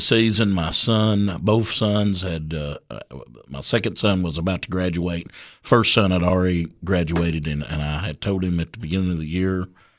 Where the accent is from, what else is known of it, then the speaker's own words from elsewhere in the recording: Livingston, Tennessee, United States; Yeah, I was born and raised in Livingston, and of course went to school, local schools there, and raised by a single mother.